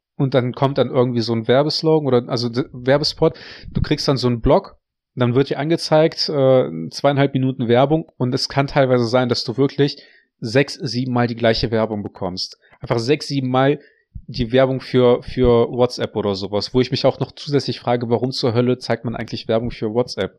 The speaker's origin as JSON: {"language": "German", "country": "Russia", "tie": "born or raised there", "moved": "yes", "said": "ich bin in Russland auf dem Dorf gewachsen, aufgewachsen"}